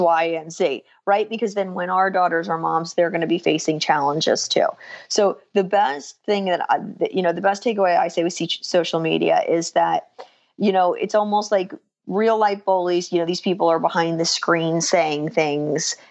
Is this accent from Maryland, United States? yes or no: no; New Jersey, United States; I actually am born and raised in New Jersey as well.